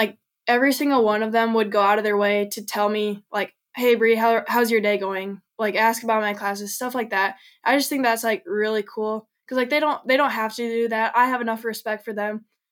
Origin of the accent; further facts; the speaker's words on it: Iowa, United States; I'm from Iowa